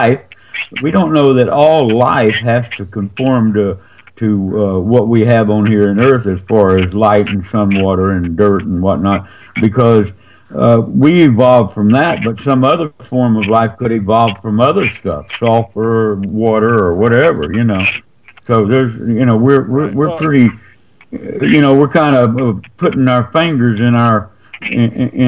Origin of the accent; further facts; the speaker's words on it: the South, United States; I'm from the South